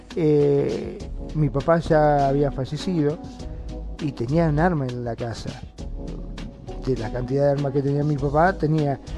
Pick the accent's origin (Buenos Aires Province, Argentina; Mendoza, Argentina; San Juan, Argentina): Buenos Aires Province, Argentina; Mar del Plata; yo soy de Mar del Plata